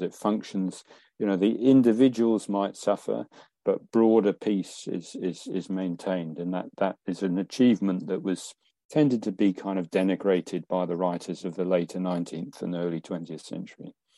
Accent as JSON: {"language": "English", "region": "England", "country": "United Kingdom", "said": "in England, we didn't have those largely, and our towns could spread out"}